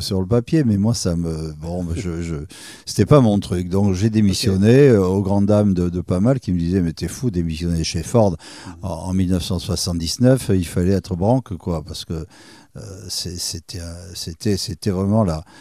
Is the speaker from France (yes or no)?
yes; Andernos-les-Bains, Nouvelle-Aquitaine, France; also born or lived in Libreville, Gabon / Bordeaux; je suis au départ ce qu'on appelle un andernosien, c'est-à-dire je, viens du cœur du bassin. D'accord. moi, j'étais élevé par mes grands-parents à Bordeaux dans une pâtisserie. Je suis né à Libreville